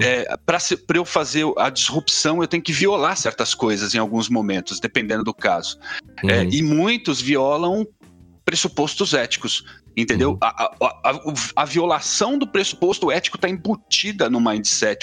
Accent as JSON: {"language": "Portuguese", "region": "São Paulo", "country": "Brazil", "tie": "born or raised there", "said": "eu venho de periferia de São Paulo"}